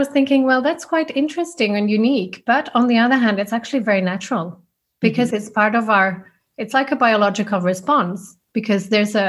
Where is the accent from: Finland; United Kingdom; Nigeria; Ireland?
Finland; moved away as an adult; also born or lived in Switzerland; now in Zurich, Switzerland; I'm originally from Finland, the Nordic country of pure quiet and beautiful wilderness.